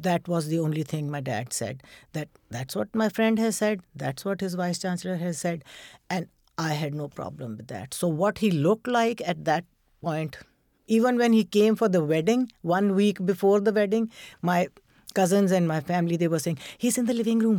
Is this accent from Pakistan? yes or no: yes; Pakistan; moved away as an adult; now in United States; I'm a Muslim and I'm from Pakistan